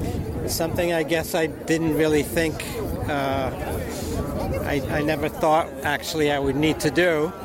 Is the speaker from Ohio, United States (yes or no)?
no; New York City, New York, United States; also born or lived in Poland; I grew up in Queens, and I live on the Upper West Side. But I was actually born in Poland, where until I was 9 years old